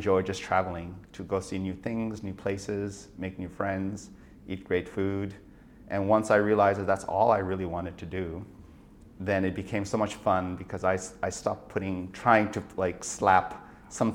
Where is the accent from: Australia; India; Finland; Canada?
India; moved away as an adult; also born or lived in Nagaland, India / United States; I was born in India, in a place called Nagaland, which is a small state in the northeast of India, which is on the Burmese border. And I went to primary school and high school in an international boarding school, which was for monks in the center of India